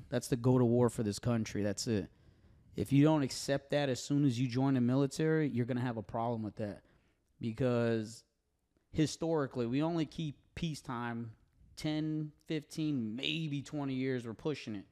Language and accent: English; Connecticut, United States; moved away as an adult; now in Tennessee, United States; growing up in Connecticut around these gentlemen that watched me grow up